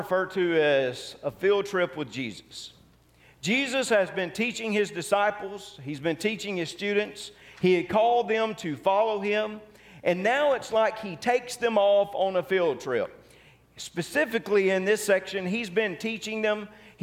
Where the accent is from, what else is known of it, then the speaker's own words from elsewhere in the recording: Tupelo, Mississippi, United States; growing up in Tupelo, sometimes we would go down to Ballard Park